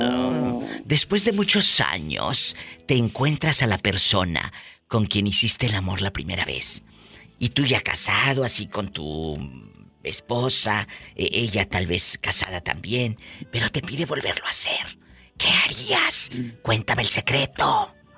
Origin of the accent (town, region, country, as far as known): Matamoros, Tamaulipas, Mexico; moved away